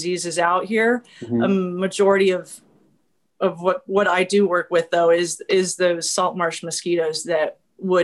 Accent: Armstrong Woods, Sonoma County, Northern California, United States; moved away; I grew up in Armstrong Woods also

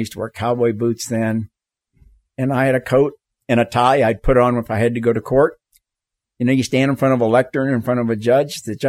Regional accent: the South, United States; moved away as an adult; I mean, I grew up in the South. You know, I went to segregated schools all the way through college.

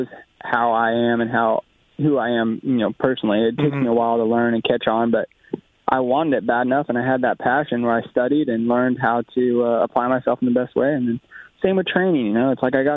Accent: Colorado, United States; I knew Paul Lindsay from growing up in Colorado

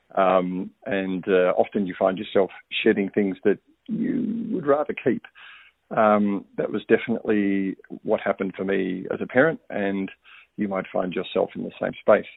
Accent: Melbourne, Victoria, Australia; moved away as an adult; now in Niceville, United States; I've moved from a very busy I T career management role in my home city of Melbourne

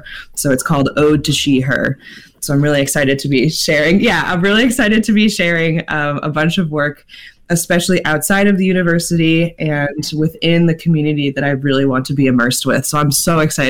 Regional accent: Massachusetts, United States; moved away; As a queer person, it's been, and I'm a transplant from Massachusetts, and I've been able to come to my identity during the pandemic

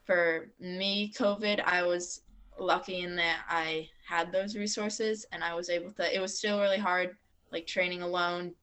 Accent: Waterbury, Vermont, United States; growing up in Waterbury and going to public school all my years

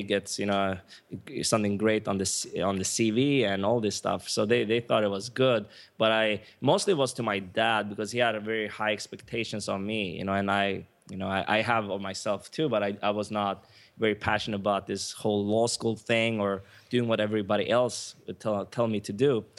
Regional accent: Sweden; moved away as an adult; also born or lived in Stockholm / United States; now in Cancun, Mexico; My mom is Swedish, so I, I was born and raised in Sweden

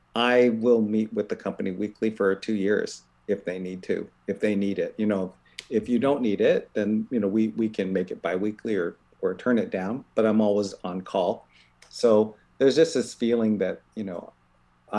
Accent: Columbus, Ohio, United States; now in Bay Area, United States; I grew up in Columbus, Ohio

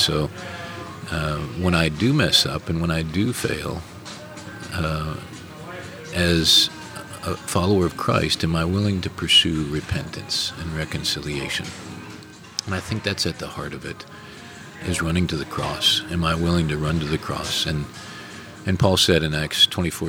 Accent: Minnesota, United States; moved away; also born or lived in South Africa; Growing up in Minnesota

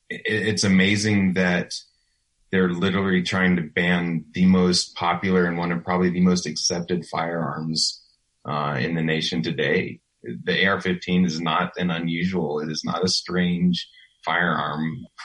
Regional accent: Virginia, United States; I grew up in Virginia. I went to high school there and it was a lot smaller than it is now.

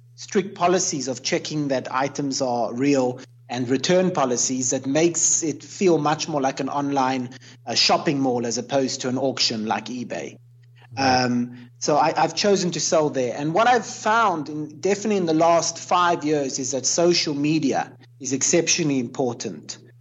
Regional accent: Cape Town, Western Cape, South Africa; now in Jerusalem; I grew up in South Africa, so it was very colonial in Cape Town.

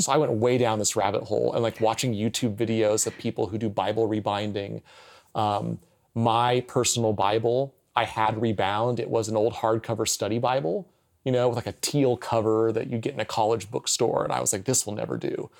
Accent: United States; as an American Christian, even trained in seminary

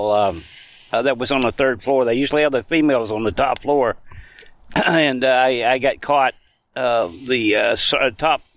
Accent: northwest Georgia, United States; moved away as an adult; I grew up 30 miles south of Chattanooga and about 120 miles north of Atlanta, up in northwest Georgia

